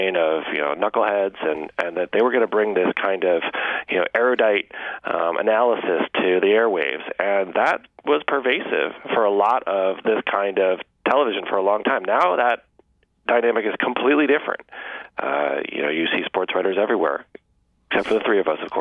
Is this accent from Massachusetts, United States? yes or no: yes; Massachusetts, United States; I grew up in Massachusetts